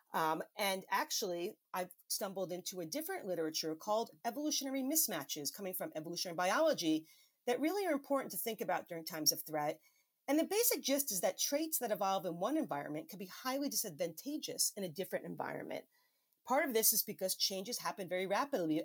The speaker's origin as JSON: {"language": "English", "town": "New York City", "region": "New York", "country": "United States", "tie": "born or raised there", "said": "my home state of New York City"}